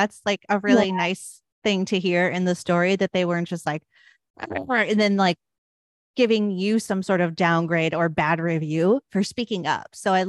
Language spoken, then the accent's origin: English; Detroit, Michigan, United States; And I'm from Detroit.